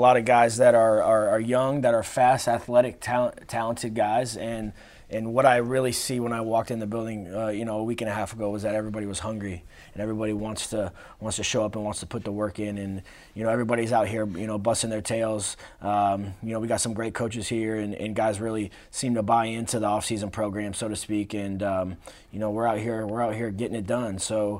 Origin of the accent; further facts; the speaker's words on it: Houston, Texas, United States; I came from Texas, Houston. My dad's a high school football coach in Texas, so I've been in locker rooms and on the fields my whole life.